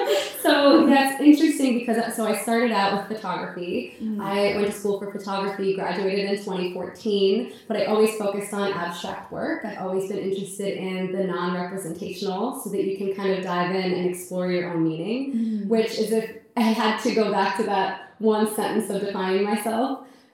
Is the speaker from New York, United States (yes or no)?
yes; New York, United States; I'm from New York, so I've just been living in very, very small apartments.